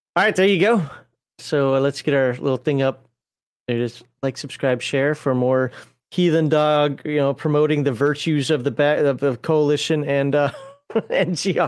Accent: United States; I'm American and we pronounce her J's

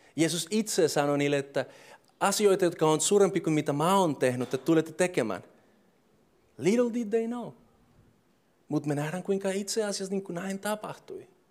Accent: Colombia; Finnish is a second language; moved away as an adult; now in Finland; mä oon alkuperäisesti Kolumbiassa syntynyt ja kasvanut ja kaikki on ollut siellä

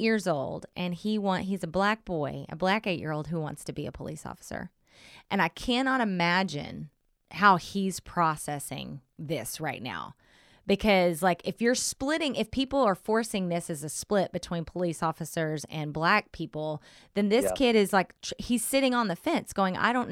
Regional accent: Southern Oklahoma, United States; now in Bay Area, United States; I grew up in a very whitewashed town in Southern Oklahoma

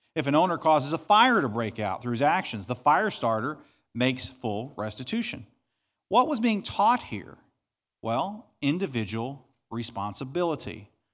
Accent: Southeast Missouri, United States; I grew up in Southeast Missouri on thirty acres of property.

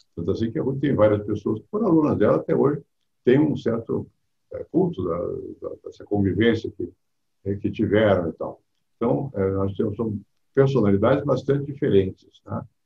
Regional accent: Rio de Janeiro, Brazil; now in São Paulo, Brazil; Eu venho do Rio, outro, outro tipo de, de, de mundo

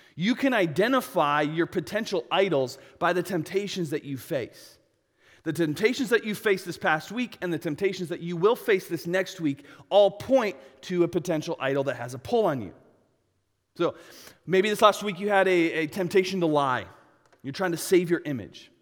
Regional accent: United States; I'm American.

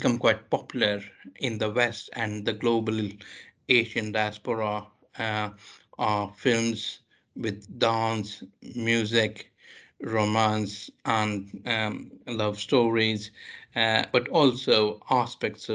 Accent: Mumbai, Maharashtra, India; now in United Kingdom; I grew up in Mumbai

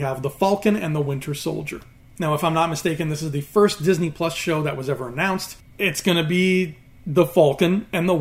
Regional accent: Canada; He is a good old-fashioned homegrown Canadian boy like me.

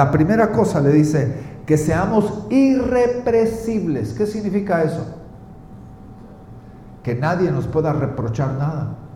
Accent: Guatemala; en mi tierra, Guatemala, la palabra sencillo significa el vuelto.

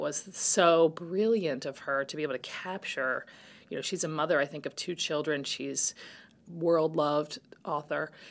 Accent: Virginia, United States; moved away as an adult; also born or lived in New York; William and Mary in Virginia, where I grew up in Virginia

